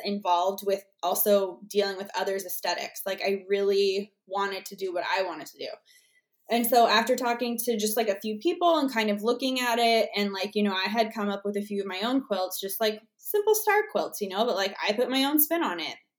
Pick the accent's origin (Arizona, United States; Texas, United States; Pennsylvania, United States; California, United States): Arizona, United States; I'm from Arizona